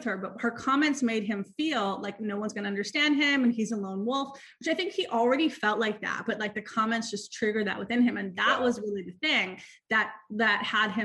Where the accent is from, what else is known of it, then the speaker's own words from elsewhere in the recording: New York, United States; I'm from New York. I got married when I was 32. I'm like a New Yorker